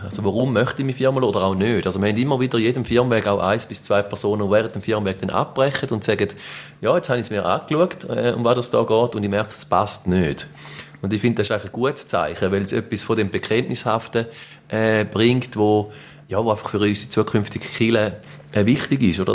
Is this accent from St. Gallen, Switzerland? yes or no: yes; Mörschwil, St. Gallen, Switzerland; in Mörschwil, wo ich herkomme